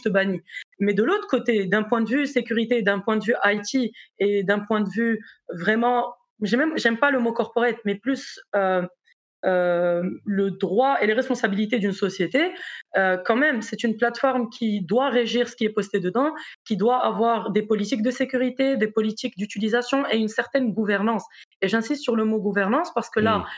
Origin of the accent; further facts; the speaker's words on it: Morocco; moved away as an adult; also born or lived in South Africa / Brazil / United States / France; now in Belgium; je suis marocaine